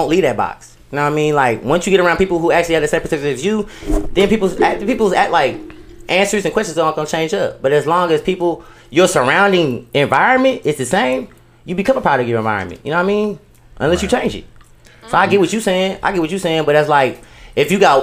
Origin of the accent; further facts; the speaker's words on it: Richmond, California, United States; I'm from California